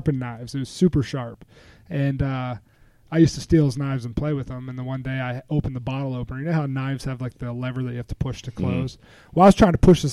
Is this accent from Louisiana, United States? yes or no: no; Altoona, Pennsylvania, United States; I used to live at 430 Maple Avenue in Altoona